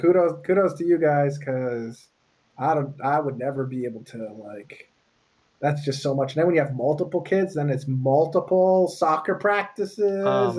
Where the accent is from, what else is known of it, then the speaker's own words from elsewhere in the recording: Canada; when I was a kid and I grew up in Canada.